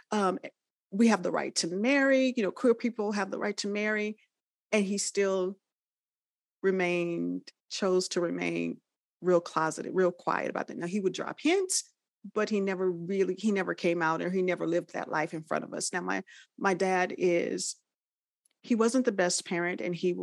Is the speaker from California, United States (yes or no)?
yes; Los Angeles, California, United States; we come from the South and then made that migration West. So we grew up in the Los Angeles area